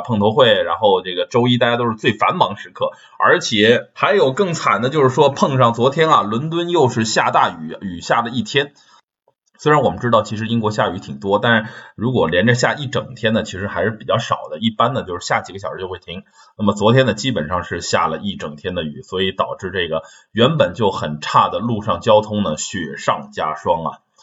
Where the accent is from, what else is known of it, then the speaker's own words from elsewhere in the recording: China; also born or lived in Sheffield, United Kingdom; now in United Kingdom; 我们中国人